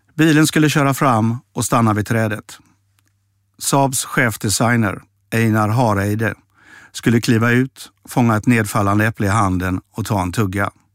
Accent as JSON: {"language": "Swedish", "town": "Mölndal", "region": "Västra Götaland", "country": "Sweden", "tie": "born or raised there", "also_born_or_lived": "Stockholm", "moved": "yes", "said": "Jag växte upp i Mölndal"}